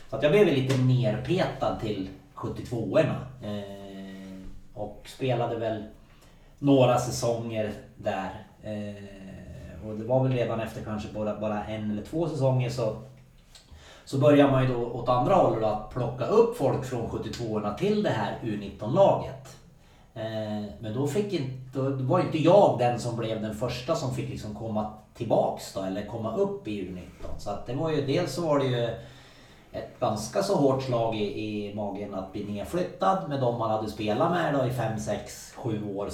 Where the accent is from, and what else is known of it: Gävle, Gävleborg County, Sweden; also born or lived in Norway